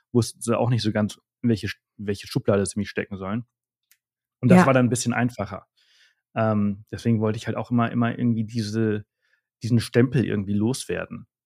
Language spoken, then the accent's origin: German; Germany; now in Spain; ich würde, ich würde sagen, dass ich heute mehr Deutsch bin als Spanier.